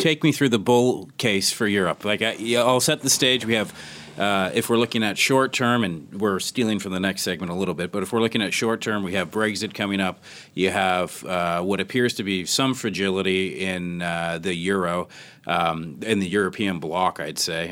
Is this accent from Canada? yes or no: yes; Canada; I'm Canadian